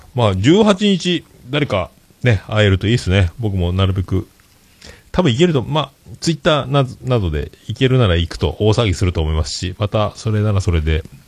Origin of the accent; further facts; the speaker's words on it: Japan; accent: Hakata dialect, Yamaguchi dialect; also born or lived in Fukuoka; now in Yamaguchi Prefecture, Japan; 博多弁で山口弁で困ってるぐらいなタイプなので